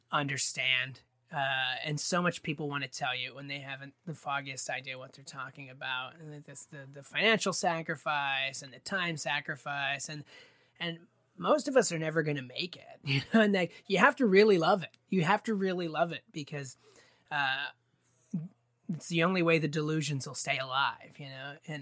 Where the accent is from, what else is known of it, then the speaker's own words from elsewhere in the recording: West Springfield, Massachusetts, United States; moved away as an adult; now in Boston, United States; I grew up in West Springfield